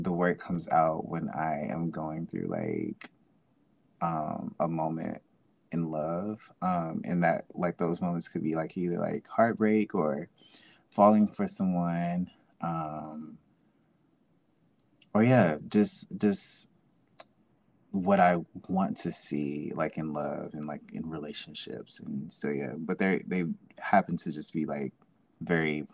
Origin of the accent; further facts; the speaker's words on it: Jackson, Mississippi, United States; I'm from Jackson, Mississippi, and I am a creative